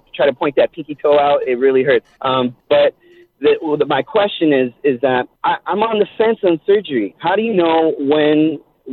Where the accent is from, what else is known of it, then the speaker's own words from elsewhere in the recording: Los Angeles, California, United States; now in Murrieta, United States; I grew up in East Los Angeles